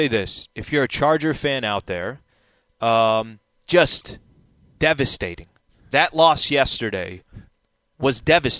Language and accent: English; San Diego, California, United States; I'm from San Diego, so I have a heart for the city that I was born and raised in, right?